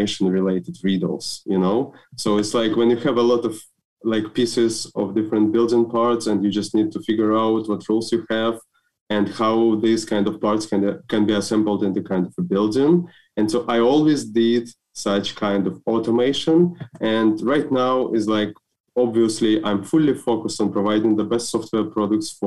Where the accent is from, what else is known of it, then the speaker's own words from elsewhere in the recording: Belarus; I'm from Belarus, so actually. And we have a quite interesting educational system.